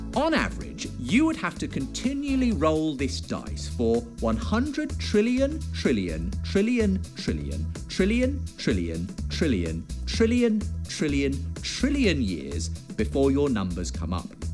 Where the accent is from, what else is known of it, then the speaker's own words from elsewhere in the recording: Woking, South East England, United Kingdom; I'm from all the way over in Woking